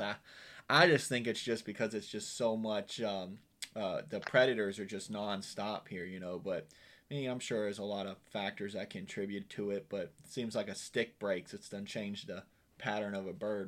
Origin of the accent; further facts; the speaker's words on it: Virginia, United States; now in Florida, United States; I'm from Virginia originally, so when I first moved to Florida